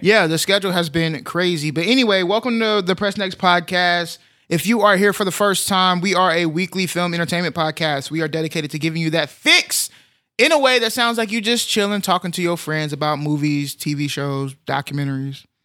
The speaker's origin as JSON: {"language": "English", "country": "United States", "said": "I'm American."}